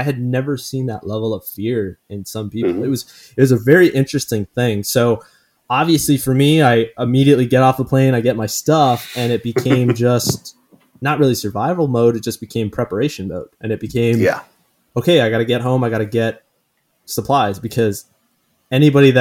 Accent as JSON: {"language": "English", "country": "Canada", "moved": "yes", "lives_now": "United States", "said": "as a Canadian living in the US"}